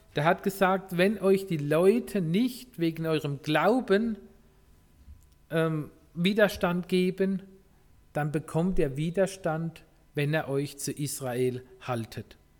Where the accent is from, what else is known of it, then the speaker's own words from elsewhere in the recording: Germany; wir als Deutsche